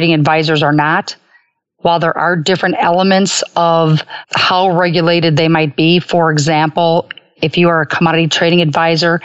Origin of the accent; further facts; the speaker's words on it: Chicago, Illinois, United States; I was fortunate growing up in the Gold Coast of Chicago